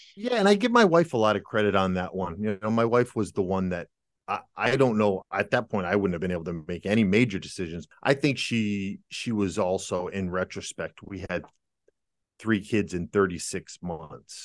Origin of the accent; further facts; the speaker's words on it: United States; moved away as an adult; now in Germany; I'm an American